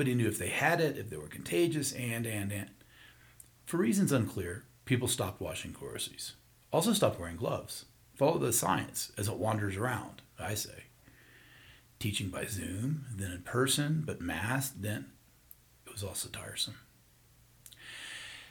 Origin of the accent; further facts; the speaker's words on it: the South, United States; as a kid growing up in the South